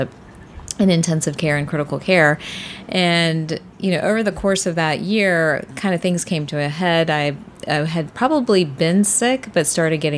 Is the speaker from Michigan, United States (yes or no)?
no; Atlanta, Georgia, United States; From Atlanta